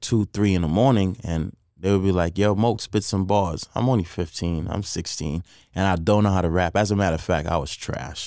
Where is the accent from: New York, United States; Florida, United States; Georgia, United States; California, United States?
New York, United States; New York City; moved away as an adult; also born or lived in Trinidad; now in Las Vegas, United States; growing up in Queens